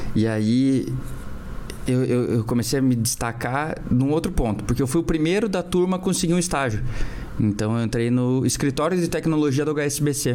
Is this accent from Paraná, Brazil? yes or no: yes; Curitiba, Paraná, Brazil; also born or lived in United States; eu sou de Curitiba, então nascido e criado aqui